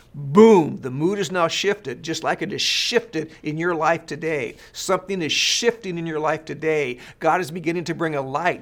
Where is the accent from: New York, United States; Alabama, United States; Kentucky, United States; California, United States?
California, United States; I was born and raised in California